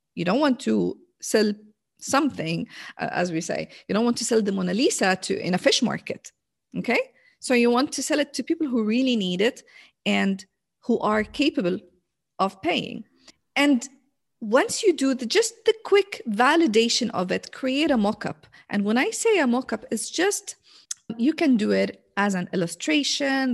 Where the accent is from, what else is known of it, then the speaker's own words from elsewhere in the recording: Jordan; English is a second language; now in Riyadh, Saudi Arabia; So I'm originally from Jordan